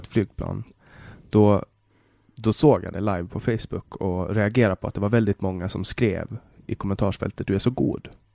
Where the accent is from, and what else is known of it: Åland Islands; also born or lived in Sweden